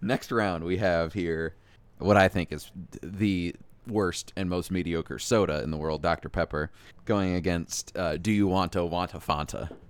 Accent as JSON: {"language": "English", "region": "Iowa", "country": "United States", "tie": "born or raised there", "said": "growing up in Iowa"}